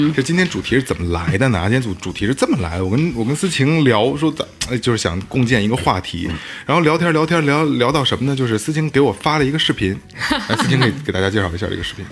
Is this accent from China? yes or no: yes; China; 咱们八零后，尤其是嗯。国内中国人啊